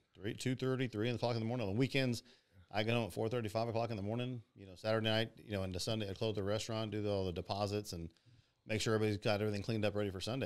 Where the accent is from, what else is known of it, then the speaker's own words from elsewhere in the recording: Pearland, Texas, United States; born and raised in Pearland, Texas.